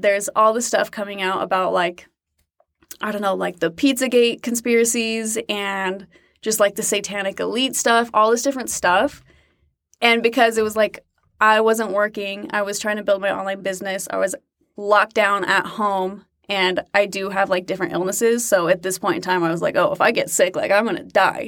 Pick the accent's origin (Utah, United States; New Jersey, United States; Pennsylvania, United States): Utah, United States; moved away as an adult; also born or lived in Fort Worth, Texas; I was born in Utah